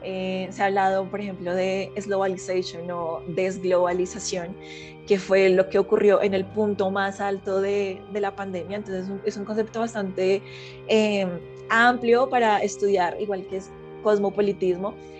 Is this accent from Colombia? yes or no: yes; Colombia; ideas conservadoras que tengo yo como colombiana frente a mis tradiciones, frente a mi historia, frente a mi patria